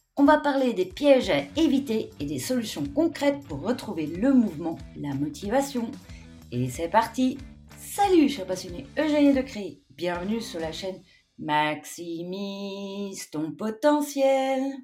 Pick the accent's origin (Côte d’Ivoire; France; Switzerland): Switzerland; chez nous en Suisse